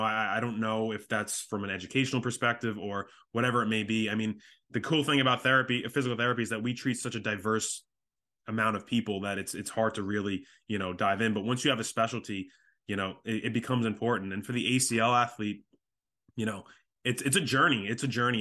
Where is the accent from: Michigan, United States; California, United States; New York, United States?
New York, United States; Long Island; I am from Long Island, New York